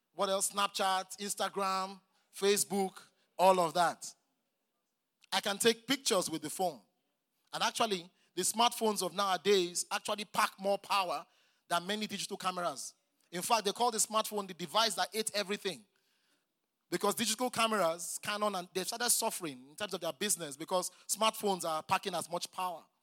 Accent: Nigeria

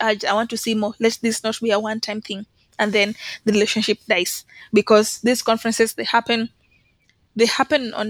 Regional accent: Kenya; I'm a student, I'm from Kenya

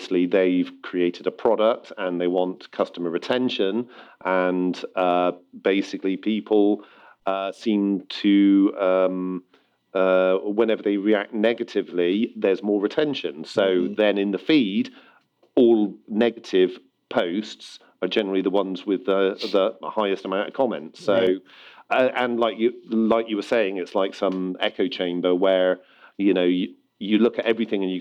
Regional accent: United Kingdom; I was being very British

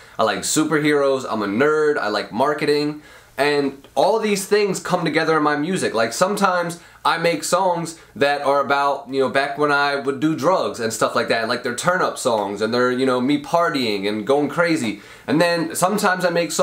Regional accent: Royersford, Pennsylvania, United States; I grew up in Royersford, which is a small town in Pennsylvania, in a middle class home, with my whole family

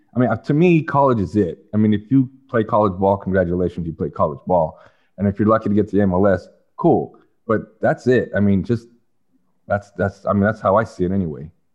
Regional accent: California, United States; also born or lived in Canada; when we moved to California

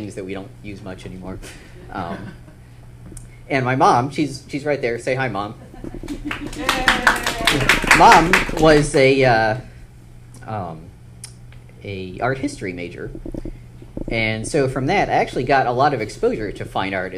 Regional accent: Maryland, United States; I grew up in Maryland

